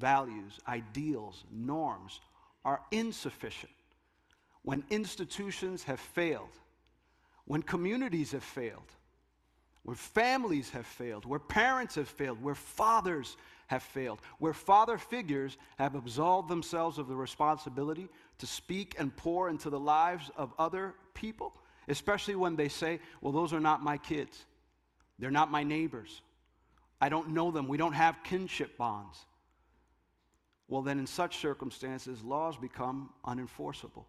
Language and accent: English; Jersey City, New Jersey, United States; That neighborhood that I grew up in Jersey City, not too far from here